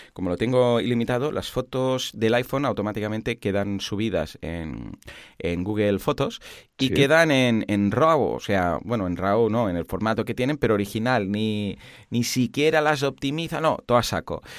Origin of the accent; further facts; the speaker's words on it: Catalonia, Spain; somos catalanes